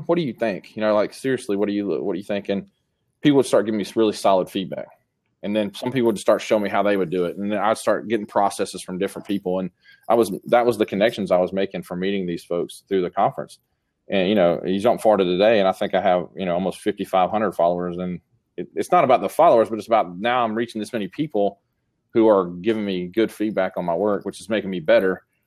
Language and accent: English; Columbus, Georgia, United States; my hometown